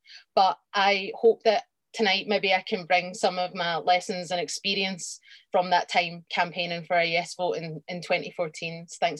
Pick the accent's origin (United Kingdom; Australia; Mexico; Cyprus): United Kingdom; Scotland; I've never really felt Scottish. I come from a Irish Catholic background in Scotland